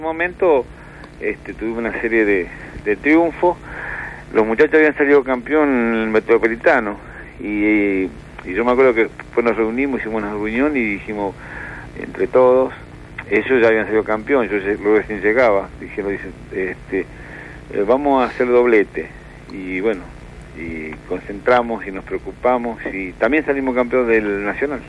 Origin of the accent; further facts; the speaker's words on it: Santa Fe, Argentina; moved away; Yo soy de Santa Fe, nacido en Santa Fe, en un barrio que se llama Guadalupe